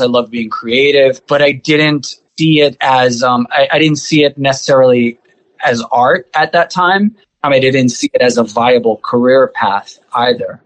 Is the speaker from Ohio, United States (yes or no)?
no; New York City, New York, United States; I grew up in in Rockaway Beach, so being near the ocean